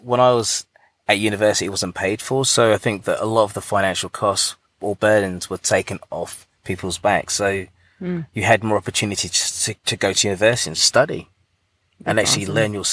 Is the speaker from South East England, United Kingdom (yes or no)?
yes; Buckinghamshire, South East England, United Kingdom; moved away; I'm actually from England. So I'm from a place called Buckinghamshire